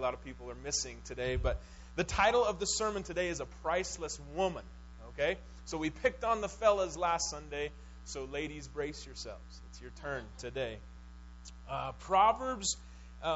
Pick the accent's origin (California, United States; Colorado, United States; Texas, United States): Colorado, United States; Durango; I grew up here in Durango.